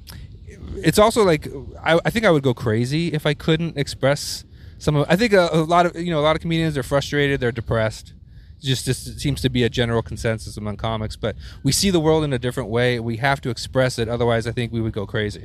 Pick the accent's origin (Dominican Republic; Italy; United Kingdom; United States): United States; Houston, Texas; moved away; a scared Jewish little white kid growing up in Houston, Texas